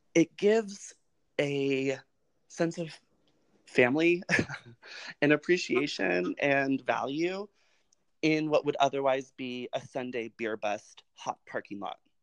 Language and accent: English; Colorado, United States; moved away; also born or lived in Los Angeles / New York / Atlanta; I grew up in Colorado, which is primarily white, but extremely progressive